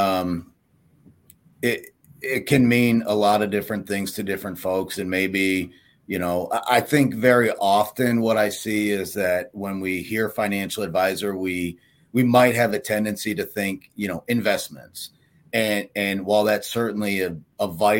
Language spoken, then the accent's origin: English; Pittsburgh, Pennsylvania, United States; moved away as an adult; now in Illinois, United States; I grew up in Pittsburgh